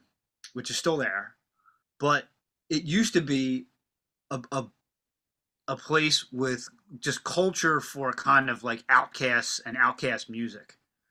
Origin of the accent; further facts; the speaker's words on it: Pennsylvania, United States; And I also play in a rockabilly band called … because we're from Delco.